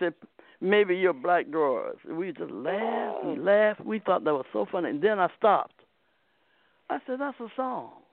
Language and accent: English; Akron, Ohio, United States; also born or lived in Wisconsin; now in San Diego, United States; I was raised in Ohio, not too far from West Virginia